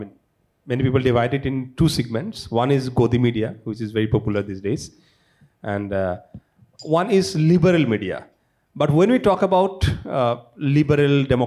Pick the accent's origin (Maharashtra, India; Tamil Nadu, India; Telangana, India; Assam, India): Assam, India; Bodoland; And I am from Bodoland, I am from that region. Many of my people from my villages are missing